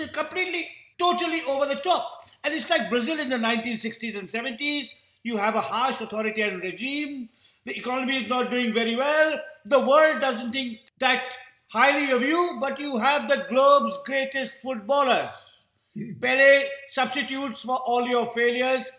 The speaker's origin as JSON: {"language": "English", "country": "India", "tie": "born or raised there", "said": "much of my boyhood was spent in a small town in the Himalayan foothills."}